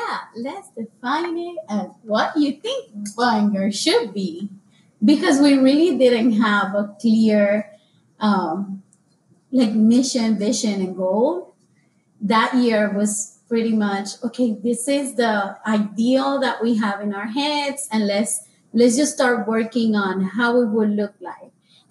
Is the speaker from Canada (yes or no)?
no; Puerto Rico; moved away; So for me, the application process was like, I came from Puerto Rico in 2008, and I came from book and pencil and pen to, I have a computer, like, I have a computer.